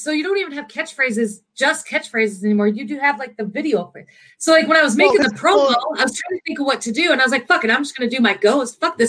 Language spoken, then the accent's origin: English; South Dakota, United States; moved away; also born or lived in Iowa / Texas; I've lived here. I've moved. I was born in South Dakota. I was raised in South Dakota. Moved to Iowa. Moved back to South Dakota. I've been a lot of places